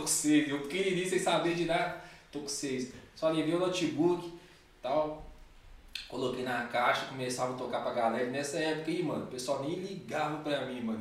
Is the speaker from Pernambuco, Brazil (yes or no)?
no; Belo Horizonte, Minas Gerais, Brazil; moved away as an adult; now in São Paulo, Brazil; Eu sou de BH mesmo